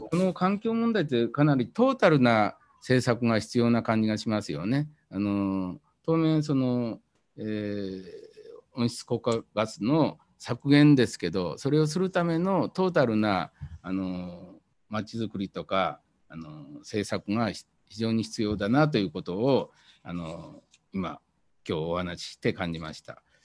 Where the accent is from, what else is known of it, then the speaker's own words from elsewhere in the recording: Japan; 田舎で育ったんでそれからあの漁村で、えー、育ったんで